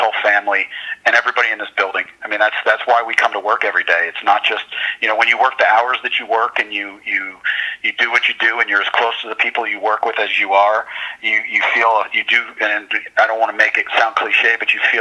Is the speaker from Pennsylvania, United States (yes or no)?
yes; Philadelphia, Pennsylvania, United States; moved away; I grew up in Philadelphia.